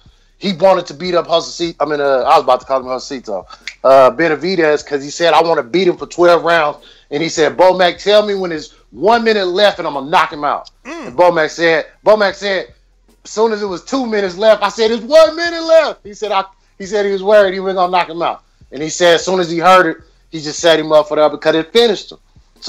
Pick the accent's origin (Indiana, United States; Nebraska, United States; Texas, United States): Nebraska, United States; Omaha; I'm from Omaha.